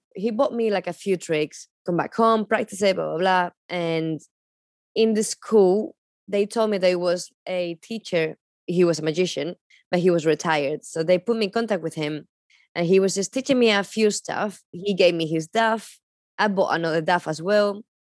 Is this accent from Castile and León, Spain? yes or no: yes; Palencia, Castile and León, Spain; English is a second language; moved away as an adult; also born or lived in London; I'm from Palencia, and it's very small city.